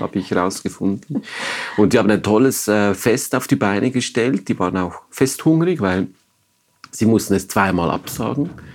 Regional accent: Maisprach, Basel-Landschaft, Switzerland; moved away; ich bin in Maisprach aufgewachsen

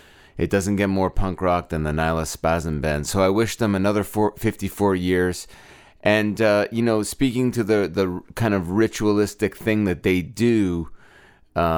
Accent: Brampton, Ontario, Canada; in my hometown of Brampton, Ontario.

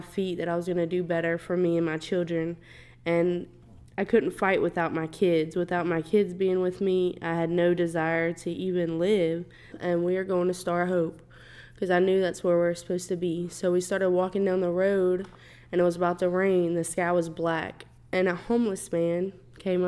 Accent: Louisiana, United States; moved away as an adult; now in Houston, United States; I am actually from Louisiana

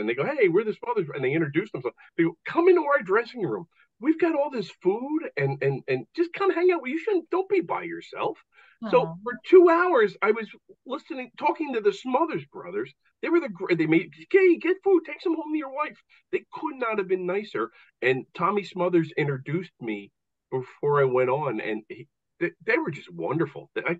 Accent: United States; I go to the Edinburgh Fringe Festival in Scotland. I'm an American.

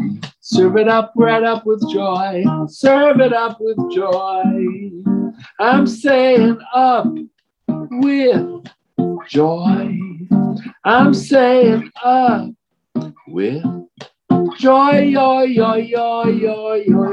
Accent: New York City, New York, United States; moved away; also born or lived in Colorado; I grew up in the South Bronx, so it's South Central Bronx

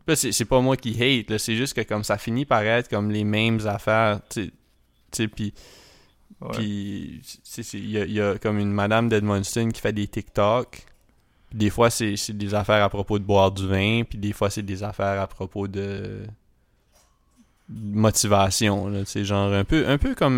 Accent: Edmundston, New Brunswick, Canada; on vient d'Edmundston

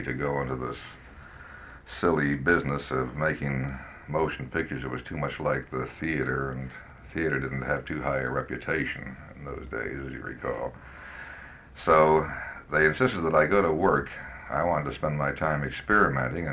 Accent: San Francisco, California, United States; San Francisco, which is my hometown

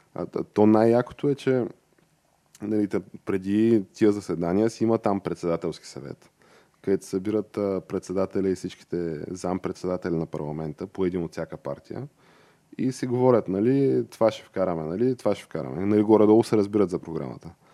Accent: Bulgaria; аз съм си типичен българин

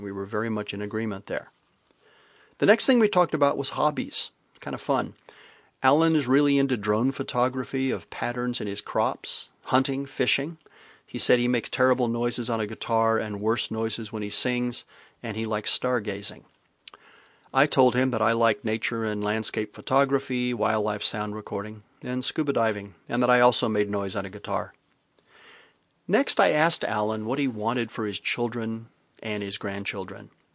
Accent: the South, United States; also born or lived in Midland, Texas; now in Vermont, United States; I may live in Vermont and all that that implies, but I'm from the South and all that that implies

